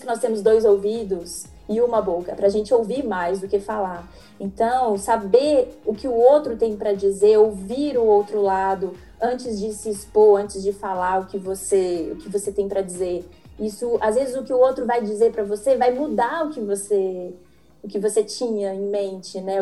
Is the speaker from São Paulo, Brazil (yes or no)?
no; Belo Horizonte, Minas Gerais, Brazil; eu sou de Belo Horizonte